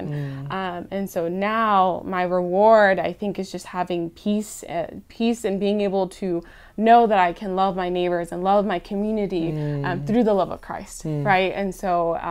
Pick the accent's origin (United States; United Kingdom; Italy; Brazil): United States; California; moved away; I was born in California, and when we lived there